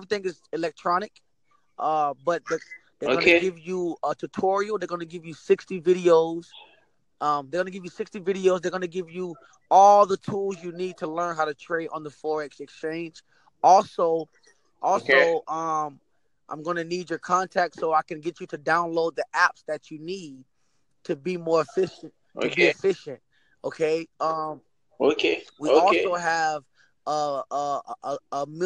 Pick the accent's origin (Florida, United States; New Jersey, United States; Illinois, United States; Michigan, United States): Florida, United States; Miami; now in Georgia, United States; From Miami, Florida